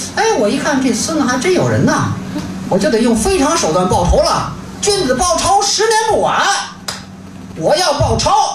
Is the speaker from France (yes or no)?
no; Inner Mongolia, China; now in Beijing, China; 我是打工青年艺术团的一员，我来自内蒙古。啊，九五年呢就开始在北京打工